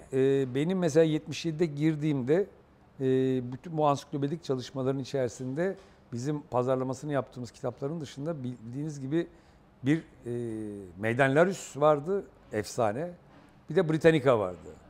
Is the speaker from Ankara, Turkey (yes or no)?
no; Istanbul, Turkey; also born or lived in Okçular, Vize, Kırklareli; İstanbul'un ilk işçi semtinde büyüdüm